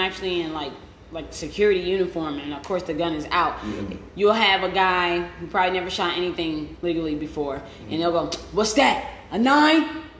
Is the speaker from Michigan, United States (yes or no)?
yes; Detroit, Michigan, United States; now in Ohio, United States; I'm from Detroit and lives in Ohio.